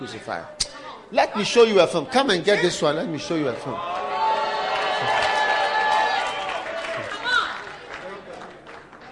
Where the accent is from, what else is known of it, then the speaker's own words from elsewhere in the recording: Ghana; I come from Africa.